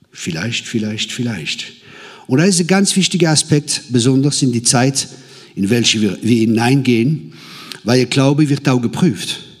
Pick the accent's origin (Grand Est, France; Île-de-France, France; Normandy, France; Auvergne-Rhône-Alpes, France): Grand Est, France; Ich komme aus dem Elsass, aus dem verheißenen Land. Das Land, wo Bier und Sauerkraut fließt.